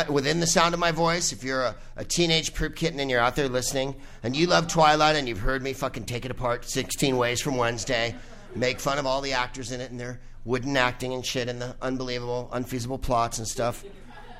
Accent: San Carlos, California, United States; San Carlos is where I'm from

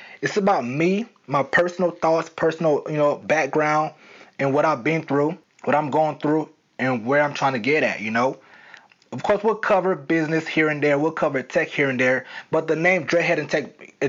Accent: the South, United States; accent: southern; I was trying to hide my southern accent.

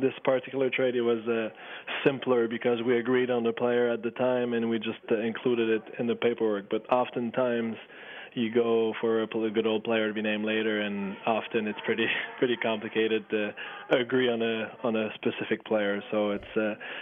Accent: Waterville, Quebec, Canada; I'm from Waterville, which is a small town close to Kotiakuk, which is where I went to high school

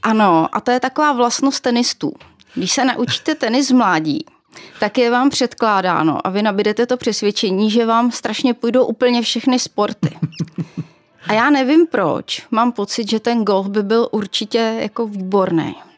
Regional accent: Duchcov, Ústí nad Labem Region, Czechia; now in Prague, Czech Republic; Narodila jsem se v Duchcově u Teplic, čili v severočeské hnědouhelné pánvi v samém jejím srdci.

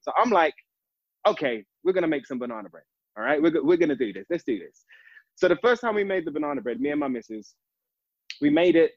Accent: London, United Kingdom; I'm an East London boy, born in East in East London

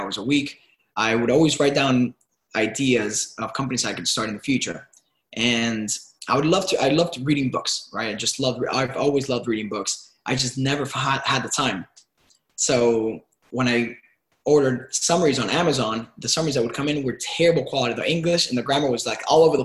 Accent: Miami, Florida, United States; also born or lived in Cuba / Venezuela / New York; I was born in Cuba and raised in Miami

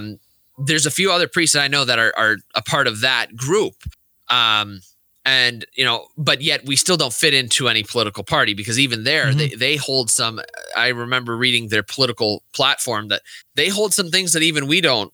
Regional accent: United States; we as American Catholics

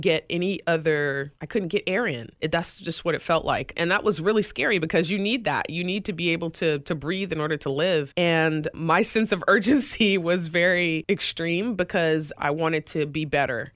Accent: Greenville, South Carolina, United States; now in Tampa, United States; my hometown E C H L team, the Greenville Swamp Rabbits

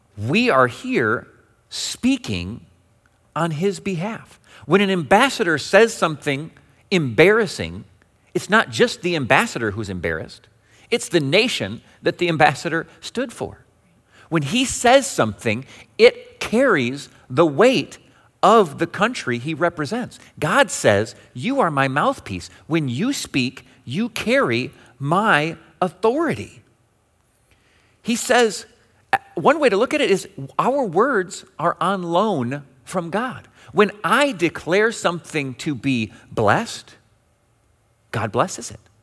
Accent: Western Michigan, United States; Growing up in Western Michigan, we have multiple denominational headquarters

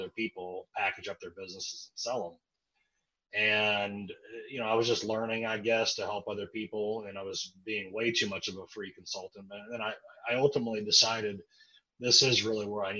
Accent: Kansas City, United States; I grew up in Kansas City

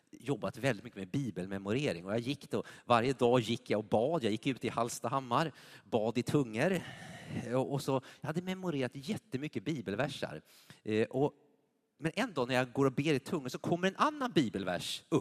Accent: United States; now in Sweden; jag kom ju från USA, det var självklart att ge på, på bruttot.

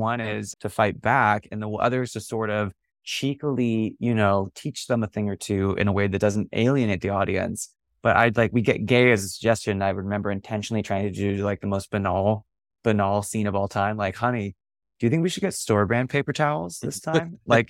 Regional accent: North Bay, California, United States; I grew up in the North Bay

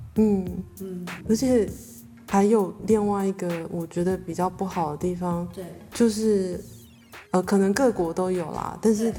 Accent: Taiwan; 我们台湾人

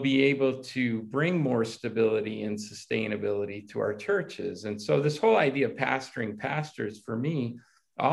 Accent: United States; moved away as an adult; also born or lived in Italy; I grew up in America

